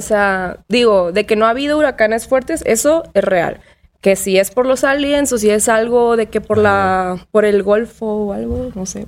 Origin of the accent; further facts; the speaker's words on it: Tampico, Tamaulipas, Mexico; moved away; also born or lived in Monterrey; Crecí en Tampico, una playa tropical.